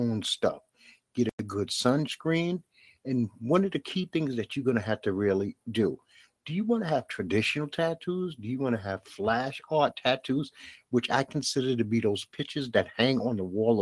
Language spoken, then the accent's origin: English; New York City, New York, United States; I'm from Bed-Stuy